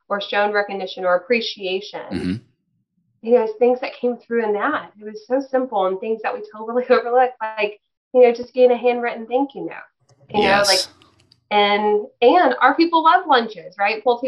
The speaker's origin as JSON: {"language": "English", "region": "Texas", "country": "United States", "said": "we're from Texas"}